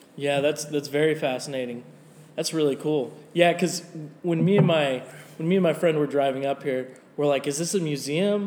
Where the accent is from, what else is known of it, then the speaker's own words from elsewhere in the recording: Nevada, United States; now in Tulsa, United States; I'm originally from Nevada